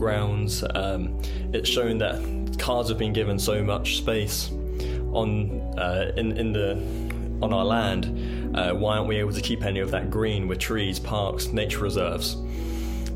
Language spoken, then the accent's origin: English; England, United Kingdom; moved away as an adult; I was recruited from England